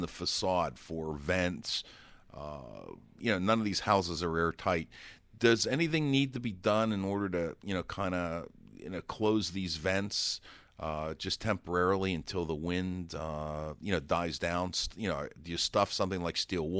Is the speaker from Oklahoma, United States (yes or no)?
no; Pittsburgh, Pennsylvania, United States; I'm from Pittsburgh, Pennsylvania, and most of the houses there would be brick construction